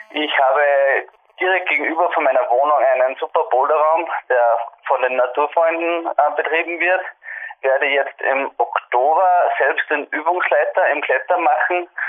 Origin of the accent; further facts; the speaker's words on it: Upper Austria, Austria; ich komme aus Nähe von Lenz, also in Oberösterreich, circa 15 Kilometer außerhalb von Lenz. Bin 23 Jahre alt